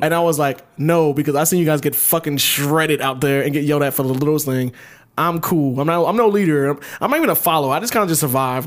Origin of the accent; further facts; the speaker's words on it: Ellenwood, Georgia, United States; I grew up in middle class, like, fucking Ellenwood